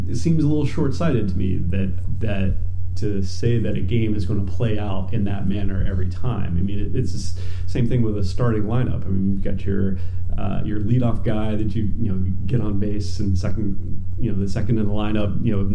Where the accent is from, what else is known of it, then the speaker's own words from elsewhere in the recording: North Carolina, United States; I grew up in North Carolina